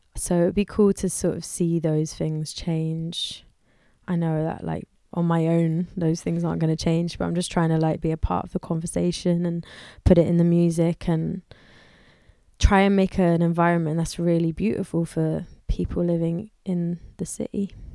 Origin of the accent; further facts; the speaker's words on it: London, United Kingdom; I grew up in London